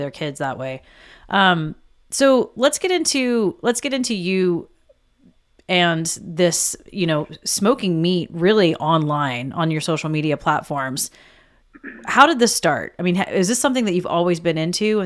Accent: the South, United States; I grew up in the South

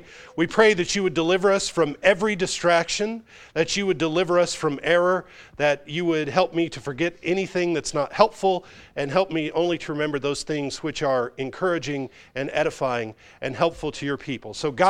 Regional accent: Chicago, Illinois, United States; born there; moved away; I tell my friends in the South, I was born in Chicago, but I got here just as quick as I could. I got to the South just as quick as I could.

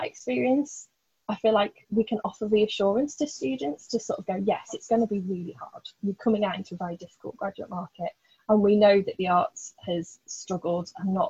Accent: Blackpool, North West England, United Kingdom; I grew up in Blackpool

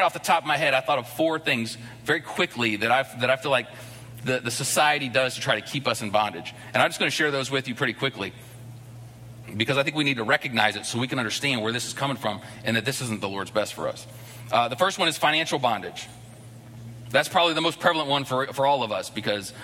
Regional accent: United States; moved away as an adult; I'm an American living in this place where there's probably 20, 30 Americans in the whole city

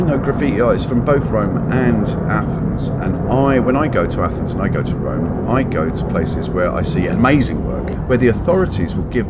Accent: London, United Kingdom; Northwest London.

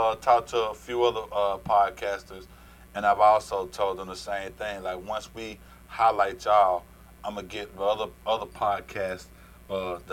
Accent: Atlanta, Georgia, United States; we are from Atlanta

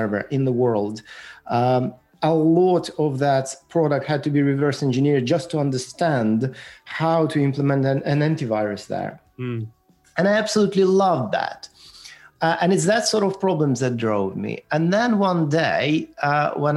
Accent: Ukraine; moved away; also born or lived in Moscow, Russia; I was born in Ukraine, and it was a part of Soviet Union at the time

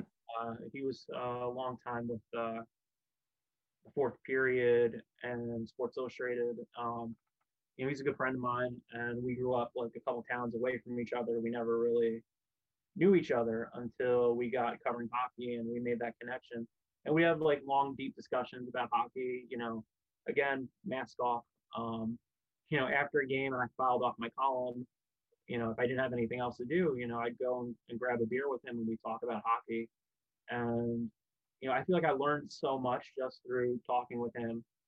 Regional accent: New Jersey, United States; where I grew up in Jersey

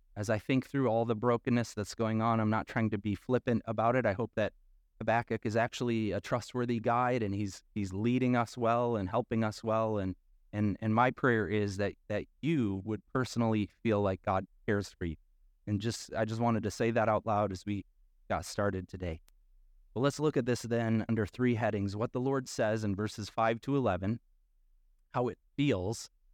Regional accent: Midwest, United States; accent: nasally A; we're from the Midwest, like, back, uh, and we have that nasally

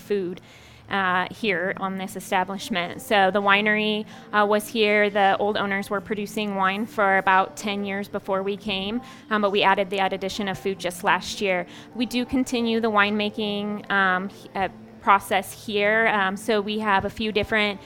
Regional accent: California, United States; now in Hotchkiss, United States; I'm originally from California, so I'm from a place that has an abundance of produce

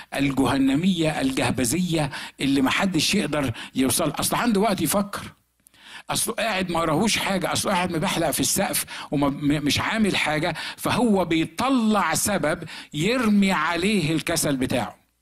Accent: Egypt; moved away; احنا ما كانش عندنا في مصر على ايامي

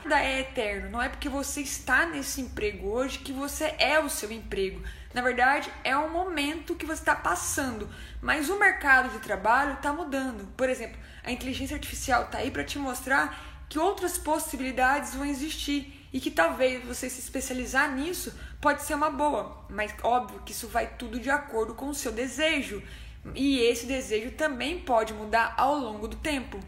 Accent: interior of Minas Gerais, Brazil; moved away; also born or lived in São Paulo; Sou no interior de Minas e quando eu saí de Minas, a primeira cidade que eu mudei foi para São Paulo

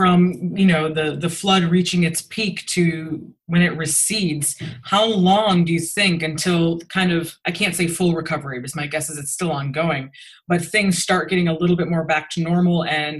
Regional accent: Michigan, United States; I'm from Michigan.

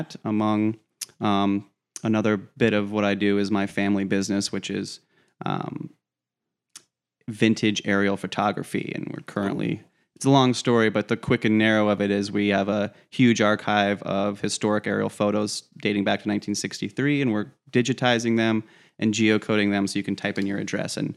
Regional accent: Colorado, United States; moved away as an adult; also born or lived in Columbus, Ohio; now in Toledo, United States; I was born in Columbus. I lived there for about 6 months. So I'm an Ohioan, but only by birth, basically. I moved to Colorado and lived there for most of my life

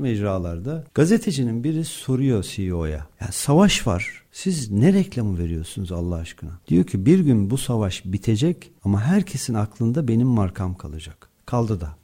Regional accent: Malatya, Turkey; ben de Malatyalıyım.

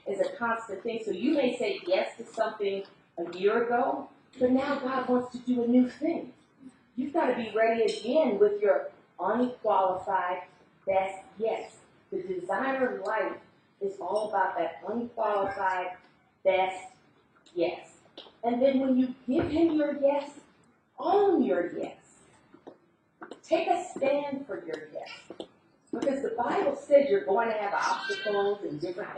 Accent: United States; as an American

